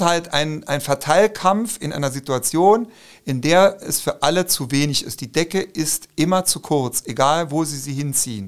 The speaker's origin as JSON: {"language": "German", "region": "Saarland", "country": "Germany", "said": "bei uns im Saarland und Rheinland-Pfalz"}